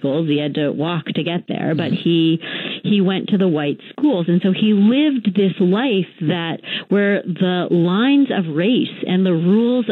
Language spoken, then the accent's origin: English; California, United States; I grew up in California in the 70s and 80s